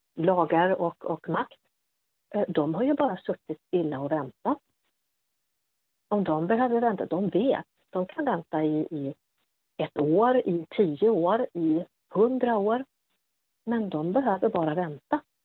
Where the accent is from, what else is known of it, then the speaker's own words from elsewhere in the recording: Sweden; att komma som, som svensk kvinna till exempel och, och möta afghanska män var ju oftast väldigt okomplicerat